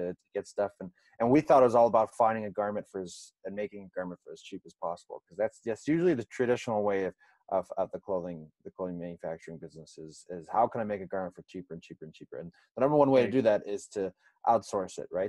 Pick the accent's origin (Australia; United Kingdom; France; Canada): Canada; also born or lived in Sweden; as a Canadian